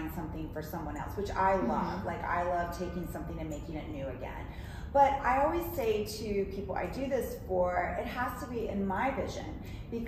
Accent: the South, United States; now in New York, United States; I was raised in the South and I was raised as a dancer.

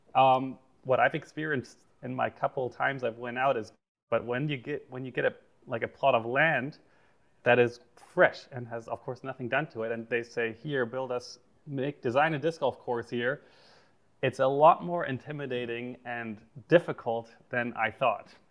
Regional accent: Germany; growing up in Germany, disc golf was super not serious in any way

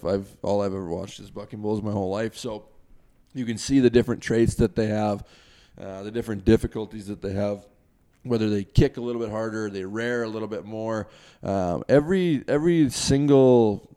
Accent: Canada; me coming across the border as a Canadian

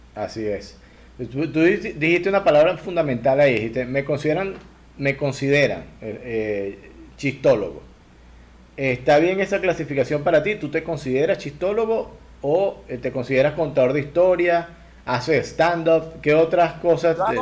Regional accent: Lara, Venezuela; Yo, yo soy de Lara

